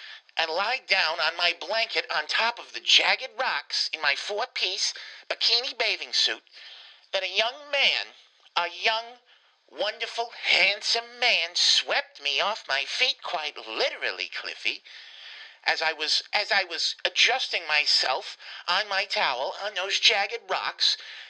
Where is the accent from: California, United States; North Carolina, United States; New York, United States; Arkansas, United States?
North Carolina, United States; Winston-Salem; being, of course, as you know, from Winston-Salem, as you can tell, I'm clearly from Winston-Salem